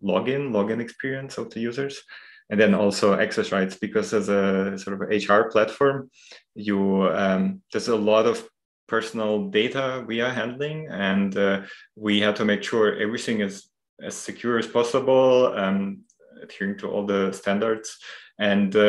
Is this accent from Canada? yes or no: no; Ukraine; moved away as an adult; now in Munich, Germany; I come from Ukraine, and I studied their sort of general linguistics for a while. When I moved to Munich about 10 years ago already